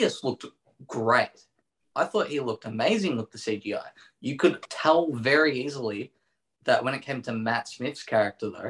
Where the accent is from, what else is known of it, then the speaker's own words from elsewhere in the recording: Melbourne, Victoria, Australia; I'm also from Melbourne, Australia